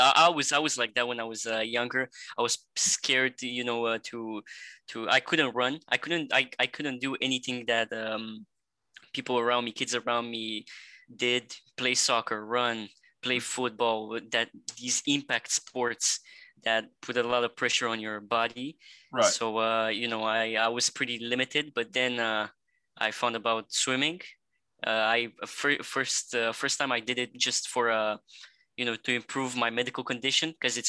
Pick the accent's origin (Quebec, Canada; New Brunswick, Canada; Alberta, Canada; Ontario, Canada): Quebec, Canada; Montreal; also born or lived in Bucharest, Romania; I'm 18 years old, and I'm from Montreal, Canada, originally from Romania in Europe, Bucharest.